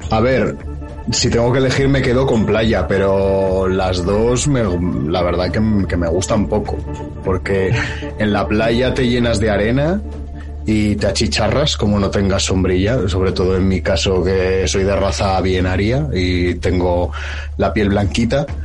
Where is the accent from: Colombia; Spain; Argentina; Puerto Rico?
Spain; Zaragoza, Aragon; yo soy de Zaragoza, también ciudad interior que no tiene playa